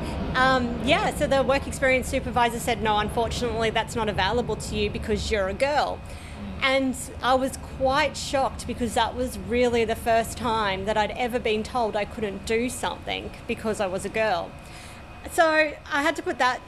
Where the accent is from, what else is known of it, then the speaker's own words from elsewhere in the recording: Brisbane, Queensland, Australia; I was brought up in the northern suburbs of Brisbane, Bray Park